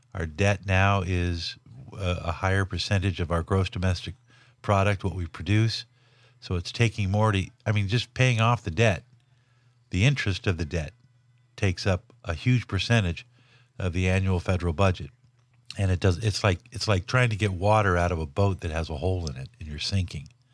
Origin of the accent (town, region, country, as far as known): Los Angeles, California, United States; born or raised there